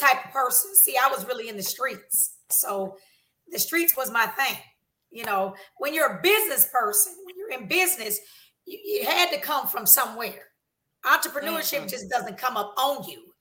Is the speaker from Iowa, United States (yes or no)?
yes; Des Moines, Iowa, United States; moved away; also born or lived in Minneapolis, Minnesota; My hometown is Des Moines, Iowa